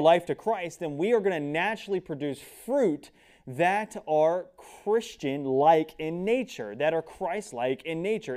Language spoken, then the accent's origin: English; United States; I'm an American